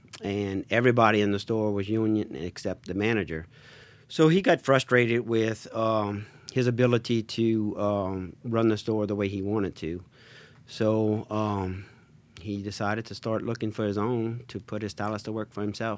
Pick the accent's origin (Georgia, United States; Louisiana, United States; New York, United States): Louisiana, United States; Raceland; We are originally from Raceland, where my dad used to be a manager of National Supermarkets.